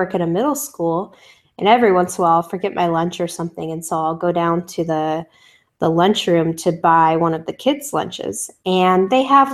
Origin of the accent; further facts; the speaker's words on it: California, United States; growing up in California